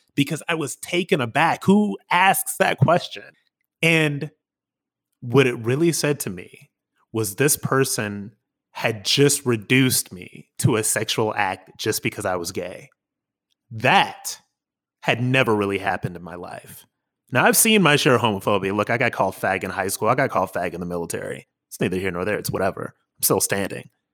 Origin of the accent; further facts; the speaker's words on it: Akron, Ohio, United States; moved away as an adult; also born or lived in New York City; I'm an Akron boy, you know, an Ohio boy, born and raised